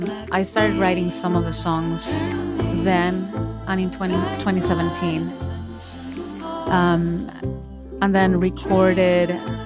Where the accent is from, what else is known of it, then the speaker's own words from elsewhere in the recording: Majadahonda, Community of Madrid, Spain; also born or lived in Seville; And I grew up in outside Madrid, in uh-huh. a town called Majadahonda.